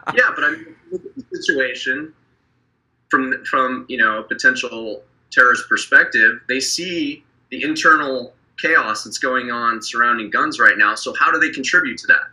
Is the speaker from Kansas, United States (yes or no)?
no; Wyoming, United States; my hometown where I grew up in Wyoming